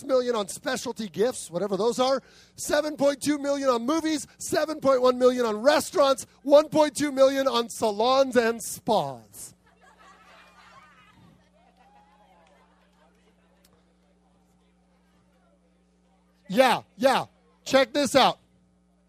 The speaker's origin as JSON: {"language": "English", "region": "Arizona", "country": "United States", "moved": "yes", "said": "In Arizona, where I come from"}